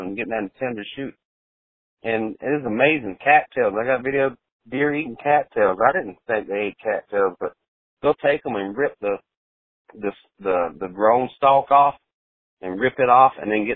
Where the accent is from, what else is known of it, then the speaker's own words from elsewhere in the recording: South Carolina, United States; moved away; I grew up in South Carolina